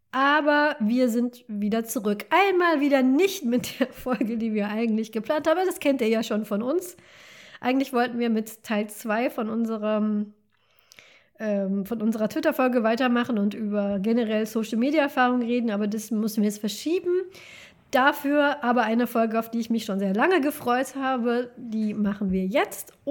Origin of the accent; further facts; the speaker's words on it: North Rhine-Westphalia, Germany; ich komme zwar nicht aus dem Ruhrgebiet, aber ich komme vom Niederrhein und der Niederrhein ist sehr Ruhrgebiet geprägt. Auch der Dialekt ist so ein bisschen ähnlich.